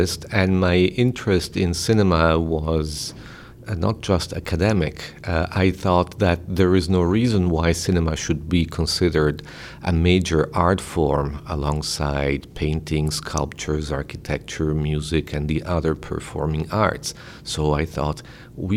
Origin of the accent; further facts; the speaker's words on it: Italy; moved away as an adult; now in Rochester, United States; I was born in Italy, where I worked as a journalist